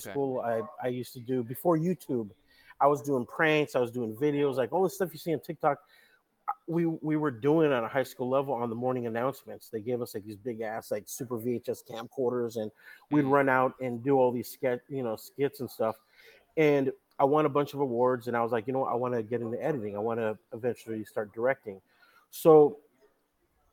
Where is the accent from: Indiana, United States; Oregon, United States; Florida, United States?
Oregon, United States; Salem; moved away as an adult; also born or lived in Portland, Oregon; now in Los Angeles, United States; So I'm originally from, I was born in Portland, raised in Salem, Oregon